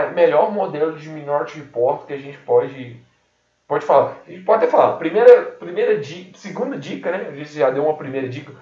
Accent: Brazil; eu nasci no Brasil

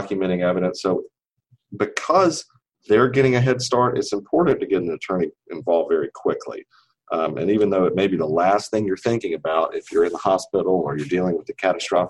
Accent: Kinston, North Carolina, United States; now in Raleigh, United States; I grew up in Kinston, North Carolina, which is a small town in the east

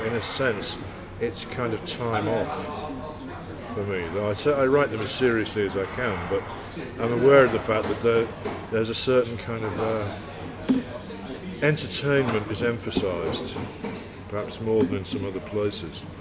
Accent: Hull, Yorkshire and the Humber, United Kingdom; moved away; also born or lived in London / Newcastle / Brighton; I grew up in Hull, which is in Yorkshire, kind

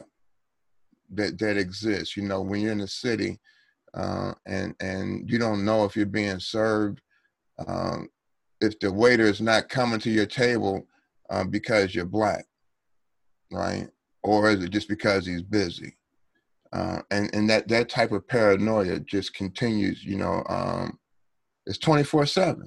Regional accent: Cincinnati, Ohio, United States; I grew up in Cincinnati, Ohio

